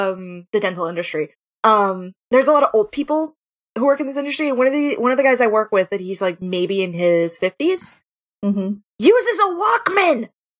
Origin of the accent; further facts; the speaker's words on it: Florida, United States; so I am from Florida originally, and I used to go to, like, my family had, like, season passes to Busch Gardens and SeaWorld.